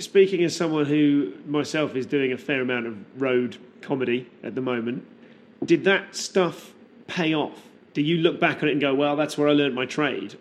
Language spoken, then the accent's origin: English; Leamington Spa, West Midlands, United Kingdom; I grew up in Leamington Spa, um, which is a, a, little town in the West Midlands